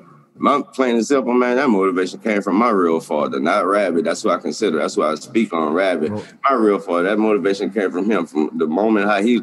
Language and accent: English; the South, United States; cold, man. I'm from the South, man.